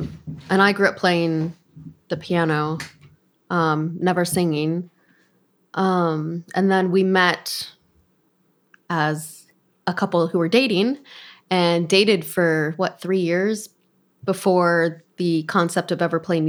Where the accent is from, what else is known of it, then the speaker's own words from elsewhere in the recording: Arizona, United States; moved away; I'm from Arizona.